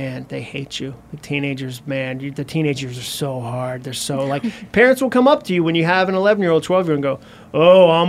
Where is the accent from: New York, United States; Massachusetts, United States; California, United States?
Massachusetts, United States; I grew up in Massachusetts.